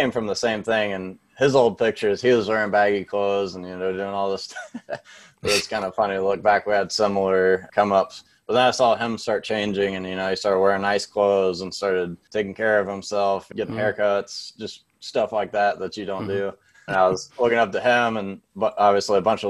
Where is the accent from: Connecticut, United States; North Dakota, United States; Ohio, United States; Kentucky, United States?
Kentucky, United States; Louisville; I grew up in the Shively area, which is not a very good area at all